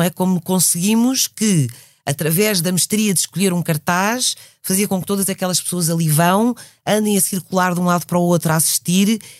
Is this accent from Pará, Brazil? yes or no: yes; Belém, Pará, Brazil; born there; E eu nasci na Amazónia, nasci em Belém do Pará.